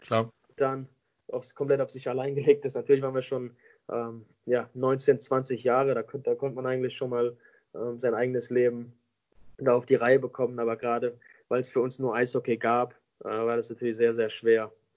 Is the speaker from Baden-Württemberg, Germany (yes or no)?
yes; Mannheim, Baden-Württemberg, Germany; moved away as an adult; also born or lived in Vancouver; ich bin gebürtiger Mannheimer. Ähm, ich komme, bin jeden Sommer äh, hier zurück in Mannheim. das ist meine Heimat